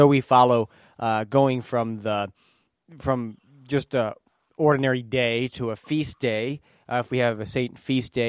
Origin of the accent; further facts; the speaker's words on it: East Coast, United States; now in Midwest, United States; I grew up on the East Coast, and now I'm in the Midwest.